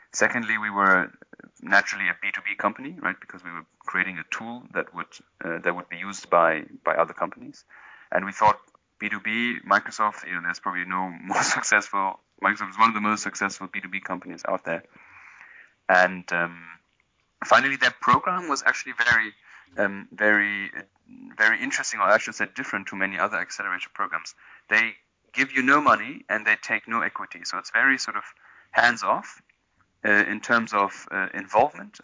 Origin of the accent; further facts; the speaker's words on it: Berlin, Germany; moved away as an adult; also born or lived in London / India; I'm originally from Berlin.